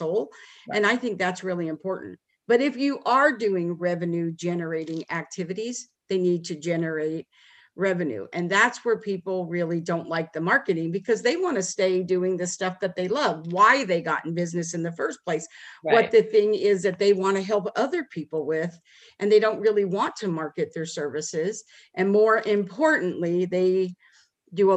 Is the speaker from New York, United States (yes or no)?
no; Las Vegas, Nevada, United States; moved away as an adult; now in Dallas, United States; we moved to Dallas from Las Vegas where we were from